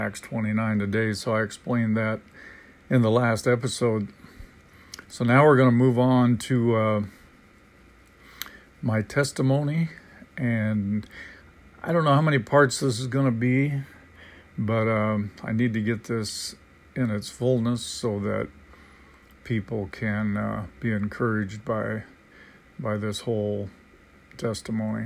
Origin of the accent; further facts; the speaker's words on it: Vancouver, Washington, United States; also born or lived in California; we moved up north to Washington State, and we eventually settled in Vancouver, Washington